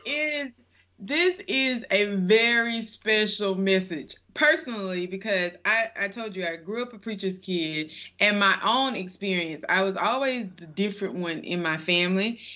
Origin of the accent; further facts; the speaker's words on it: the South, United States; growing up in the South